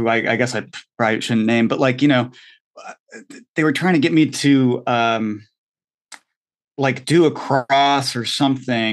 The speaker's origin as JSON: {"language": "English", "region": "Connecticut", "country": "United States", "said": "I'm from Connecticut."}